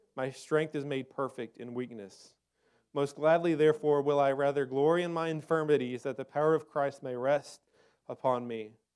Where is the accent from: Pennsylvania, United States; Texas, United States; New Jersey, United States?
Texas, United States; I grew up in Texas, in the desert